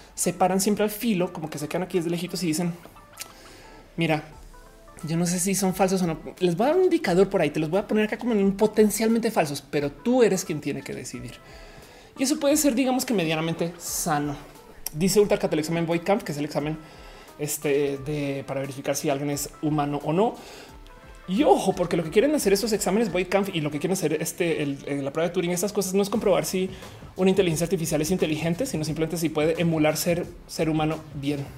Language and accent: Spanish; Mexico